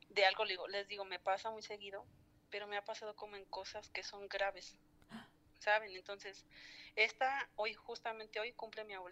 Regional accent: Michoacán, Mexico; soy de Michoacán.

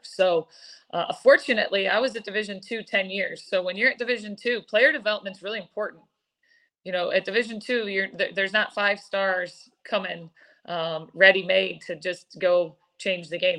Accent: East Lansing, Michigan, United States; moved away; I'm from East Lansing, Eric, born and raised here

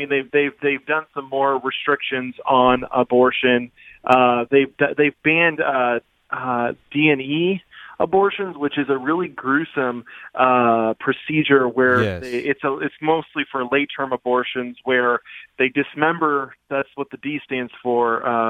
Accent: United States; as a citizen and as an American, I have to go with what my personal beliefs are

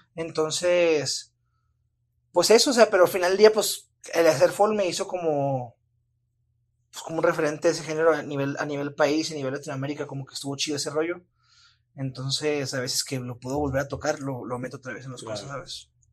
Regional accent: Chihuahua, Mexico; moved away as an adult; now in Mexico City, Mexico; siento que el clima de aquí me ha hecho muy, muy débil con el clima de mi ciudad natal

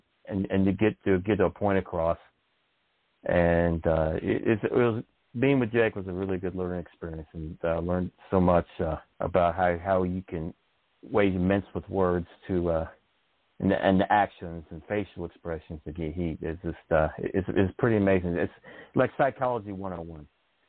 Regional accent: Canada; being a Canadian

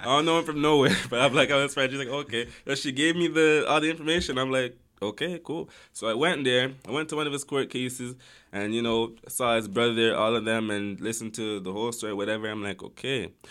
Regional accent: Toronto, Ontario, Canada; also born or lived in Amsterdam; I grew up in Galloway

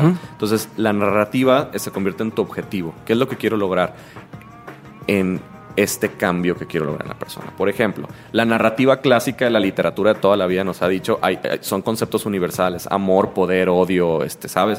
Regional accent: Mazatlán, Sinaloa, Mexico; soy de Mazatlán

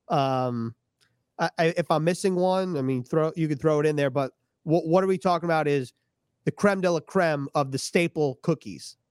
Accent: New York, United States; I grew up in New York

